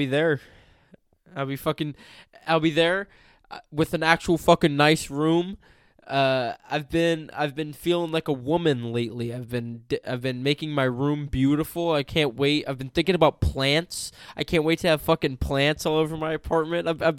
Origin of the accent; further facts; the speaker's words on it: California, United States; Growing up in California